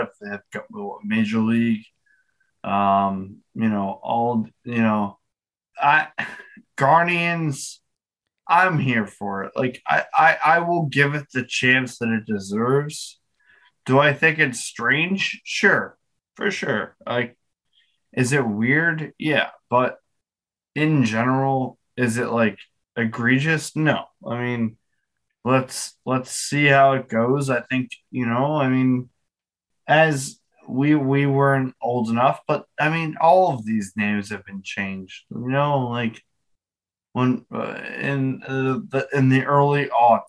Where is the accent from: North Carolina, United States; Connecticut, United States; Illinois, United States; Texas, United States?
Connecticut, United States; also born or lived in New York; I'm from Connecticut, born and raised. Oh, sorry, born in New York, but raised in Connecticut.